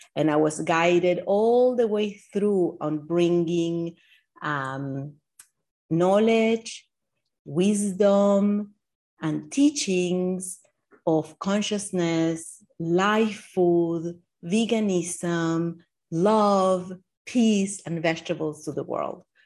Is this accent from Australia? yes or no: no; Argentina; now in Miami Beach, United States; growing up in Argentina